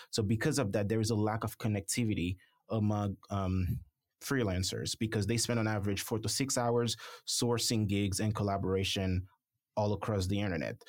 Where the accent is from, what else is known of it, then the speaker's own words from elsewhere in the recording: Haiti; moved away as an adult; also born or lived in Florida / Alabama / Michigan / North Dakota; now in Paducah, United States; I'm originally from the Caribbean, um, Haiti specifically.